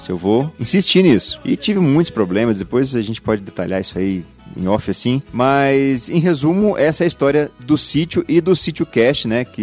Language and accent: Portuguese; Paraná, Brazil; also born or lived in Mato Grosso; now in Brasília, Brazil; eu tô em Brasília desde 2002, eu vim a trabalho, né? Eu morei no Mato Grosso por 15 anos, eu sou paranaense, né? Sou lá do sul, lá do Paraná. E por conta do trabalho vim parar em Brasília.